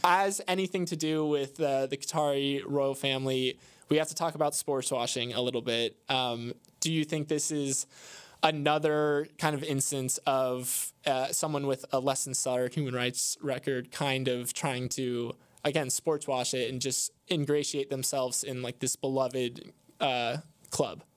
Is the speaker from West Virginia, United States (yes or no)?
no; Florida, United States; I'm from Florida